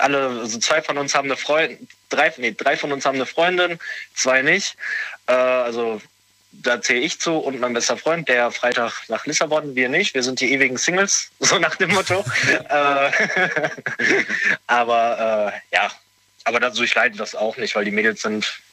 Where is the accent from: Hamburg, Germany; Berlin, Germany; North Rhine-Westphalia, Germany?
North Rhine-Westphalia, Germany; Bergisch Born; ich komme aus Bergisch Born. Das ist so circa eine halbe Stunde von Köln weg.